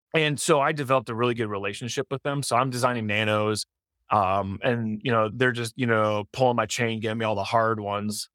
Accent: Detroit, Michigan, United States; I'm I'm from Detroit

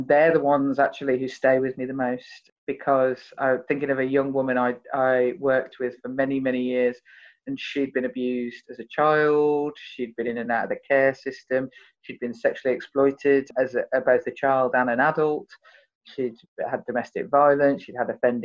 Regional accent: Birmingham, West Midlands, United Kingdom; because I'm from Birmingham, they considered me to be posh

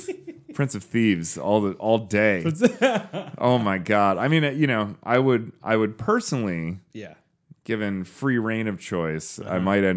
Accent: United Kingdom; Hey, I'm British.

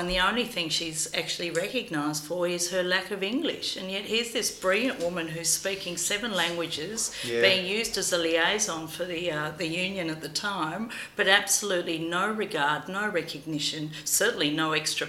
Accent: Australia; also born or lived in Greece; I was born in Greece and came to Australia when I was about 6 or 7

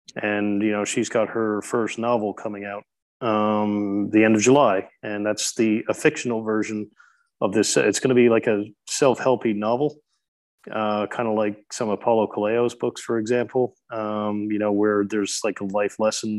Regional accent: Newfoundland and Labrador, Canada; now in Christchurch, New Zealand; the Humber River, which flows into my hometown uh, from a little bit further inland in Newfoundland

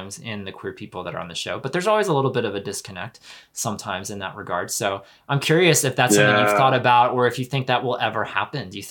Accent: Pennsylvania, United States; where I grew up in Pennsylvania

